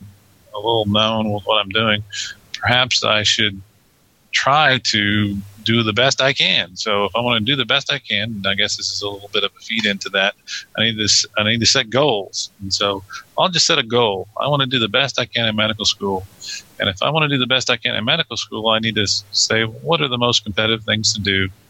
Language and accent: English; Sweeney, Texas, United States; also born or lived in Dallas / Galveston; I'm 42. I grew up in Sweeney, which is where Aaron grew up, which is a very small town in Texas. We both graduated from Sweeney High School.